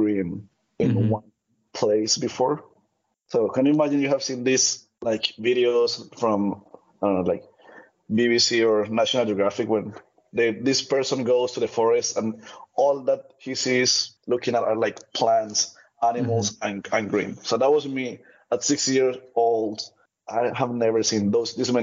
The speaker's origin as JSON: {"language": "English", "town": "Cali", "region": "Valle del Cauca", "country": "Colombia", "tie": "born or raised there", "first_language": "Spanish", "second_language": "English", "moved": "as an adult", "lives_now": "United States", "said": "I was born in Colombia, originally from a really small town. And I grew up in Cali, which is one of the biggest cities in Colombia"}